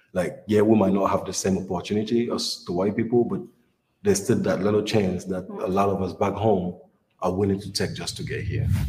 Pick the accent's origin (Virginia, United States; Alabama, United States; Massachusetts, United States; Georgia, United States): Virginia, United States; Richmond; I am from Richmond, Virginia